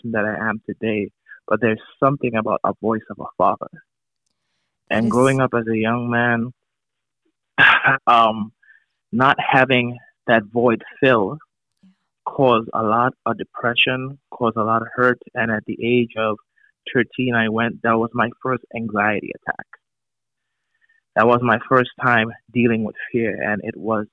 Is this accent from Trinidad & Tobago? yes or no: yes; Trinidad & Tobago; I'm originally from Trinidad and Tobago